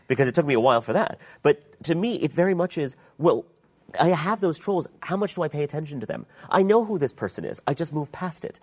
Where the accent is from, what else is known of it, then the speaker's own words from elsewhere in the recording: Pakistan; I was from Pakistan